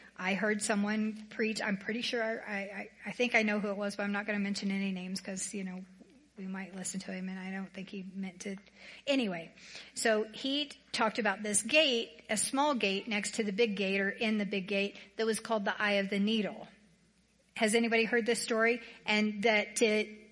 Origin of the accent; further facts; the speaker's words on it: the South, United States; now in Colorado, United States; I'm from the South